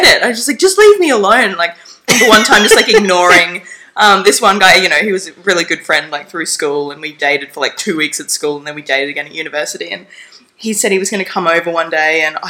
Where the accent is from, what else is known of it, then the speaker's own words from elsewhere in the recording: Stanthorpe, Queensland, Australia; now in Bundaberg, Australia; I grew up down in Stanthorpe